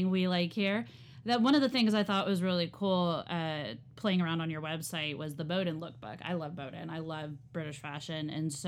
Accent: the South, United States; now in Northeast, United States; growing up in the South

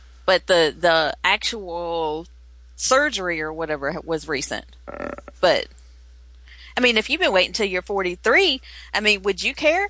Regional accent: the South, United States; we're from the South.

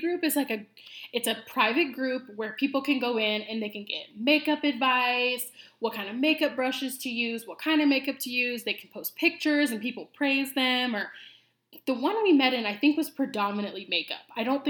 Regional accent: Iowa, United States; moved away as an adult; now in Arizona, United States; But born and raised in Iowa, which I am so glad that I was raised in Iowa. Love Iowa.

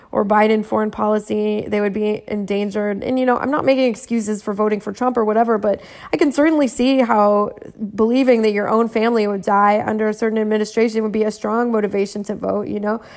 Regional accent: California, United States; I am from California

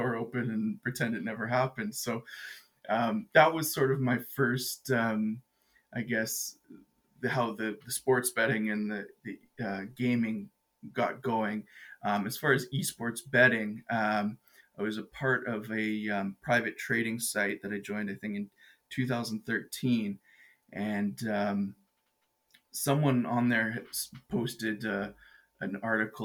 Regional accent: Edmonton, Alberta, Canada; I'm an Edmonton boy, born

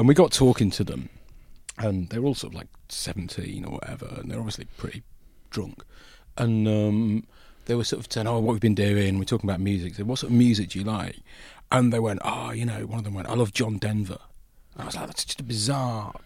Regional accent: Buckinghamshire, South East England, United Kingdom; also born or lived in Yorkshire; I grew up in Yorkshire initially and then my family moved to Buckinghamshire

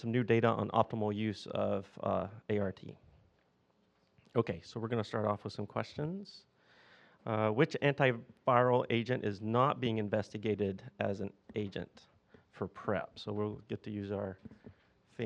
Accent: the South, United States; accent: southern; my southern accent

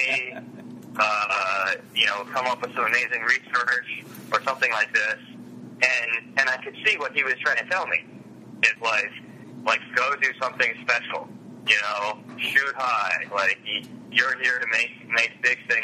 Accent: Montgomery County, Maryland, United States; I'm from Montgomery County in the D.C. metro region

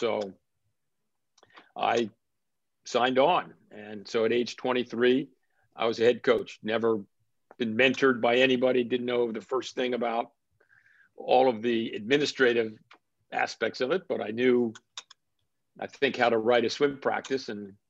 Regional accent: Princeton, New Jersey, United States; moved away; I was born and raised in Princeton, New Jersey. My dad worked for Princeton University.

